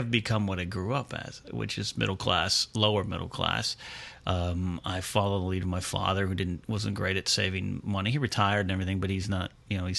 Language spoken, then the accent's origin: English; California, United States; I grew up in a rather pretty area of California, so at a mile from the beach.